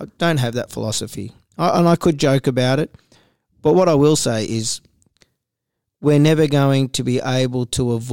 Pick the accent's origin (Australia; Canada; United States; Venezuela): Australia; also born or lived in Israel; I was born in Israel. I came over here when I was one. I was welcomed in Australia. I was originally going to a Jewish school. I ended up in a Catholic school